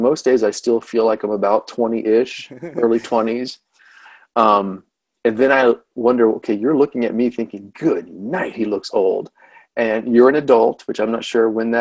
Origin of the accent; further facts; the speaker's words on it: Lakeland, Florida, United States; moved away as an adult; also born or lived in Chattanooga, Tennessee / Hampton Roads, Virginia / Buffalo, New York; Lakeland, Florida, where I grew up